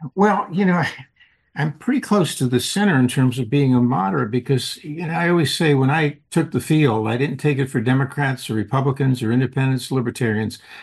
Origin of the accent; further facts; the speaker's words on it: California, United States; I'd say California.